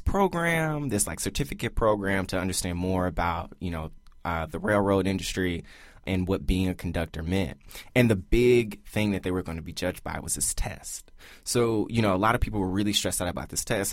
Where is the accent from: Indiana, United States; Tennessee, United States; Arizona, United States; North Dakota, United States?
Tennessee, United States; Memphis; We're from Memphis, Tennessee.